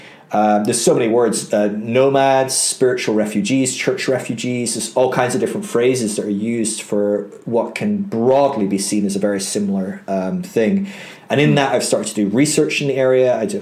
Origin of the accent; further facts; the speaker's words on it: Aberdeen, Scotland, United Kingdom; But eventually we settled up in Aberdeen, which is right in the north of Scotland. I'm actually Scottish, believe it or not. My accent isn't very Scottish anymore.